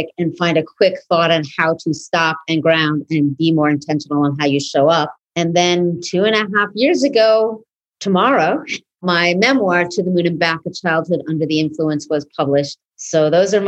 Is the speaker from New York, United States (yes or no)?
yes; New York City, New York, United States; It's an indie house in East Village where I grew up in New York City